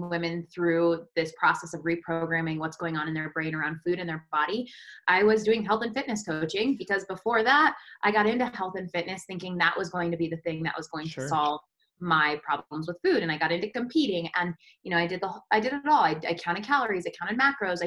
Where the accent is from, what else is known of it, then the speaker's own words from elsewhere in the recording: Colorado, United States; I grew up in Colorado in a small little mountain town